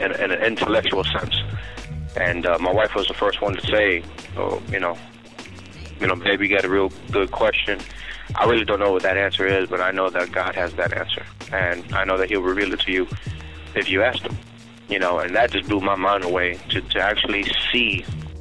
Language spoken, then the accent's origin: English; Miami, Florida, United States; now in South Carolina, United States; I'm from Miami. I live over at South Carolina right now, but Miami is my home